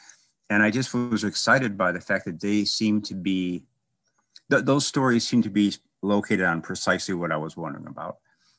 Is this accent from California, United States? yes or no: no; Chicago, Illinois, United States; I was from Chicago, kind of a, I guess you would be a working class part. And I read a little bit as a kid